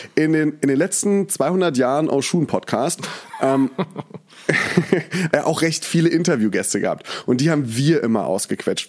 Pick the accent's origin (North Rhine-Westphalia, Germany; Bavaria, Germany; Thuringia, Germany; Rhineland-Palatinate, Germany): Rhineland-Palatinate, Germany; Mainz; moved away as an adult; also born or lived in Berlin; now in Cologne, Germany; ich komme ja aus Mainz. Das heißt, da habe ich sowieso immer Fasnacht gefeiert